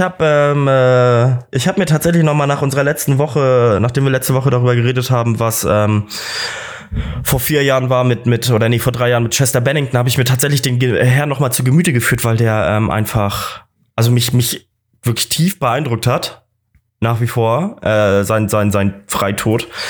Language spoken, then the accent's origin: German; Kiel, Schleswig-Holstein, Germany; moved away as an adult; now in Munich, Germany; Props an meine Heimat